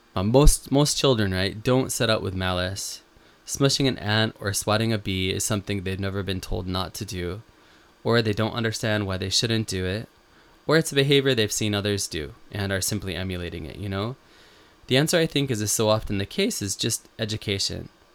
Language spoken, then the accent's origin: English; Western New York, United States; moved away as an adult; now in Japan; when I was a kid growing up in Western New York